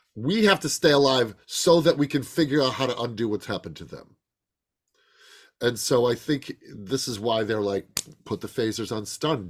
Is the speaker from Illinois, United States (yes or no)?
yes; Chicago, Illinois, United States; I grew up in Chicago.